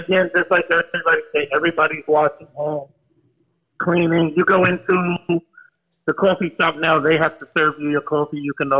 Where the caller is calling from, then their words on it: Virginia, United States; I'm coming from Virginia.